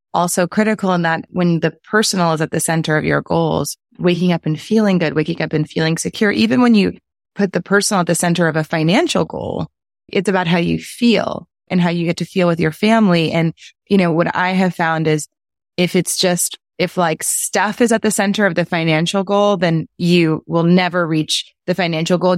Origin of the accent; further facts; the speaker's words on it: New Orleans, Louisiana, United States; a really soulful experience of growing up in New Orleans